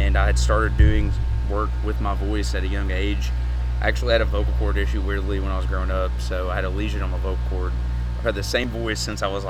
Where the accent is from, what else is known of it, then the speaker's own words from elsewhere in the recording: Eastern Kentucky, United States; I'm from Eastern Kentucky.